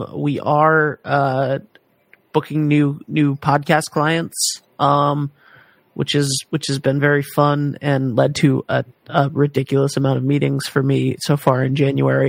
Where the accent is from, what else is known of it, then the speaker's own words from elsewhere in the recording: Rhode Island, United States; I am from Rhode Island